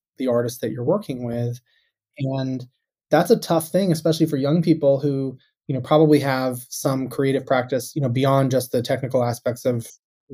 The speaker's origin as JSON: {"language": "English", "town": "Tucson", "region": "Arizona", "country": "United States", "tie": "born or raised there", "moved": "as an adult", "lives_now": "Boston, United States", "said": "I grew up in Tucson, Arizona"}